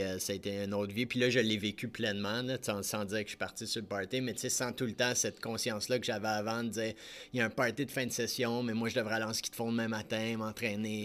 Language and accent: French; Lorraine, Quebec, Canada; moi j'ai grandi à Lorraine, pas très loin d'ici.